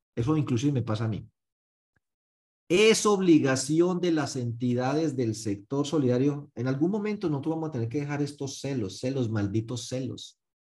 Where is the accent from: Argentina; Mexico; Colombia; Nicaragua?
Colombia; Paisa, Antioquia; como buen paisa